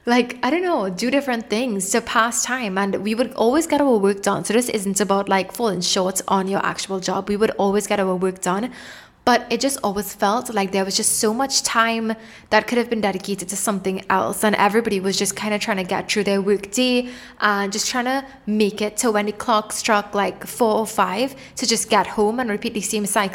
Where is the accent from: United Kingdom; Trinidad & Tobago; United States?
Trinidad & Tobago; moved away as an adult; also born or lived in Toronto, Canada; I'm from the islands. I'm originally from Trinidad and Tobago